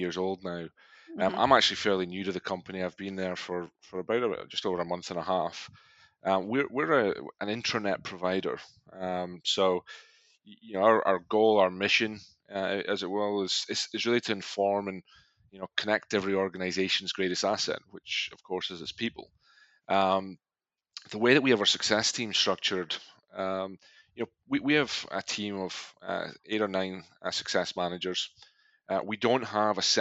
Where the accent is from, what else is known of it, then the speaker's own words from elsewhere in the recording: Scotland, United Kingdom; moved away; I am originally from Scotland